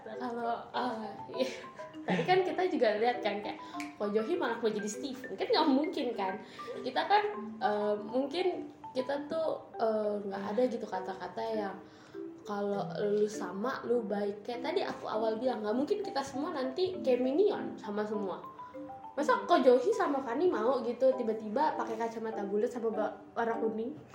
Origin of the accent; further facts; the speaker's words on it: Indonesia; kita kan emang bukan orang Korea kita kan orang Indonesia